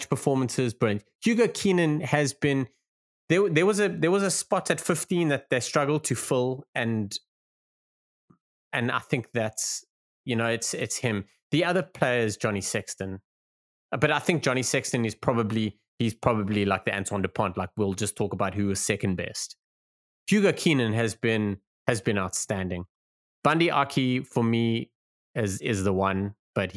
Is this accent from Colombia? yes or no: no; South Africa; We are South African